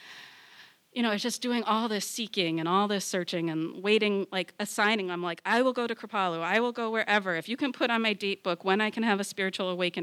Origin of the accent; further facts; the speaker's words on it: Massachusetts, United States; also born or lived in Boston; I'm from Massachusetts